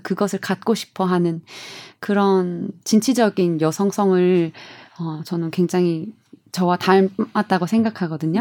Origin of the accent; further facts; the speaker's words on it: South Korea; moved away as an adult; 나는 한국인이고